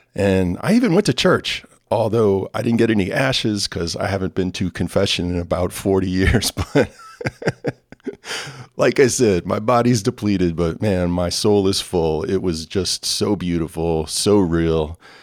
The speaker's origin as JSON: {"language": "English", "town": "New Orleans", "region": "Louisiana", "country": "United States", "tie": "born or raised there", "moved": "yes", "said": "my hometown, New Orleans, Louisiana."}